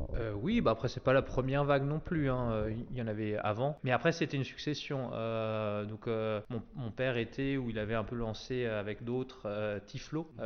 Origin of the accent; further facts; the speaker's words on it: Traenheim, Grand Est, France; je suis né à Trenheim